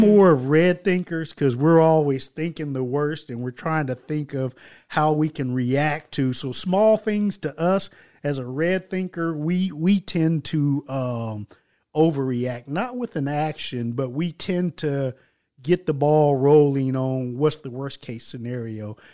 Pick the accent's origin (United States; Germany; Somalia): Germany; Stuttgart, Baden-Württemberg; moved away; I'm coming from Stuttgart, Germany